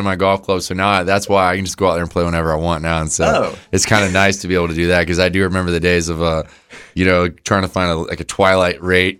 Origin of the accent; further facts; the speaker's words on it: Florida, United States; I lived on the beach. I grew up in Florida.